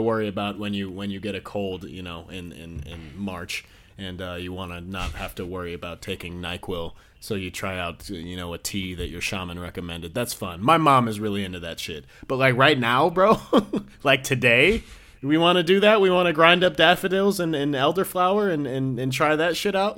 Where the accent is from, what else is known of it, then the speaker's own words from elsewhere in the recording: New York, United States; I'm from New York